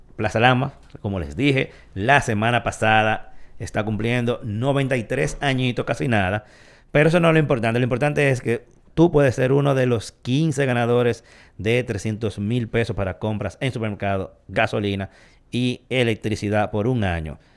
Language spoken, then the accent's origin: Spanish; Dominican Republic; como todo dominicano